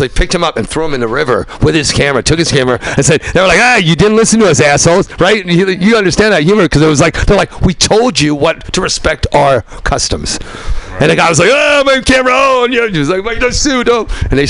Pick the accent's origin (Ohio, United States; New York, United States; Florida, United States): New York, United States; there's this whole other world I knew that was much more tribal than the city I knew growing up in New York and the Bronx.